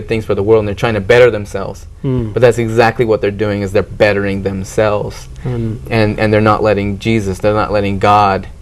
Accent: Orem, Utah, United States; also born or lived in Phoenix, Arizona; I grew up in Orem.

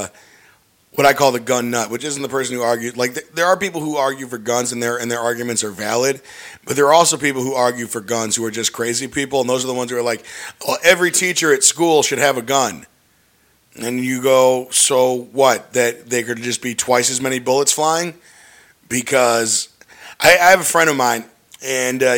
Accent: North Shore, Illinois, United States; I grew up in the North Shore

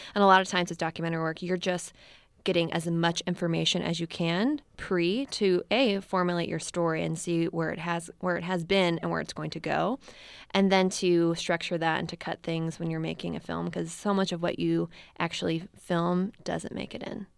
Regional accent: Baltimore, Maryland, United States; also born or lived in Missouri / Washington, D.C.; now in San Francisco, United States; I am originally from Baltimore

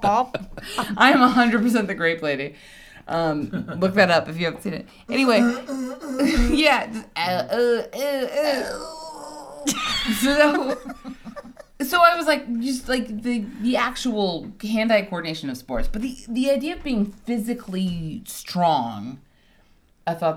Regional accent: Hawaii, United States; moved away; I grew up in Hawaii

